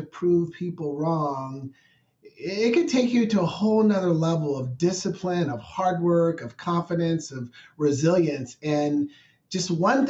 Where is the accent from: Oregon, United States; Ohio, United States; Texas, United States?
Oregon, United States; Portland; I was raised in Northeast Portland, which was considered the hood